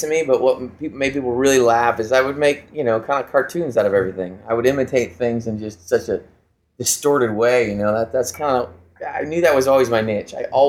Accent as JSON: {"language": "English", "region": "California", "country": "United States", "tie": "born or raised there", "also_born_or_lived": "Chicago, United States", "said": "Okay, I was born in Chicago, youngest of four children. And I only lived there for about 6 years. My father worked for IBM, so we transferred quite a bit. So I moved to Southern California when I was about 6 or 7 years old."}